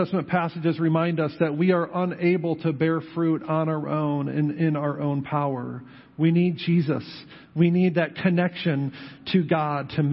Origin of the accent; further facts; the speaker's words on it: Western New York, United States; now in New Knoxville, United States; I grew up in Western New York